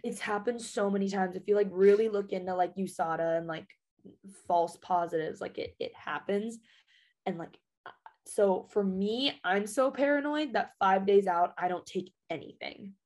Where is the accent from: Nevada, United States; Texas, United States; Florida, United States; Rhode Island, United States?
Nevada, United States; Las Vegas; moved away as an adult; Born and raised in Vegas.